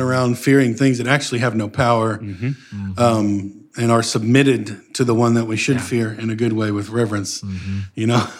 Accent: Northeast Texas, United States; where I grew up in Northeast Texas area

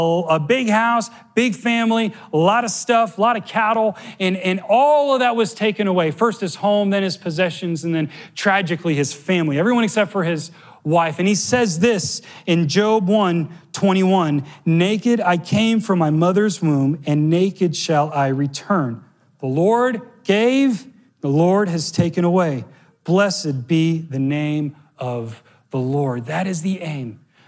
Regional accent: Miami, Florida, United States; I grew up in Miami, so it's like a unicorn island

